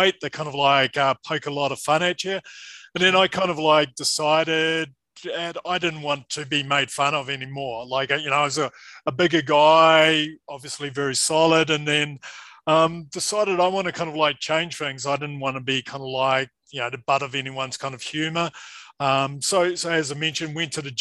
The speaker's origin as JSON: {"language": "English", "country": "New Zealand", "tie": "born or raised there", "said": "I'm a New Zealander."}